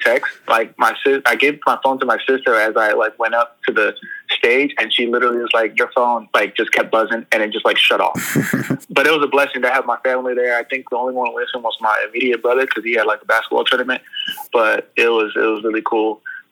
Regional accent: Sacramento, California, United States; born or raised there

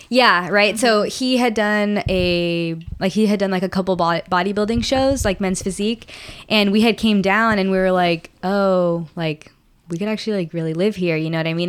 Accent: San Antonio, Texas, United States; now in Stafford, United States; I'm from San Antonio

